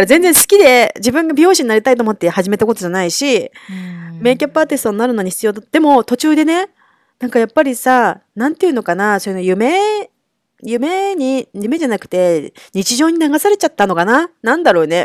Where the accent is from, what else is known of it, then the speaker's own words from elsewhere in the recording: Kanagawa, Japan; moved away as an adult; now in New York, United States; 私は神奈川出身